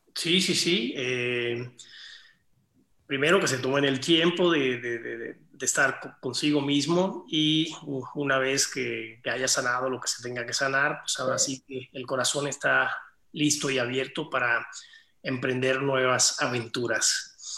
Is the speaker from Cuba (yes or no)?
yes; Cuba; moved away; el lugar de origen donde yo nací, que es Cuba